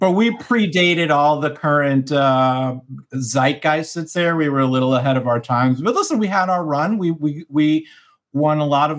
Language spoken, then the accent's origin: English; Miami, Florida, United States; I'm a Cuban from Miami